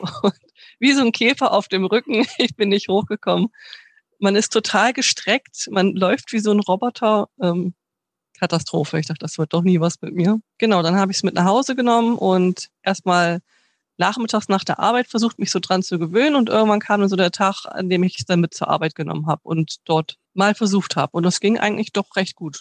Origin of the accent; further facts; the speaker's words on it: Bremen, Germany; ich bin eigentlich gebürtig aus Bremen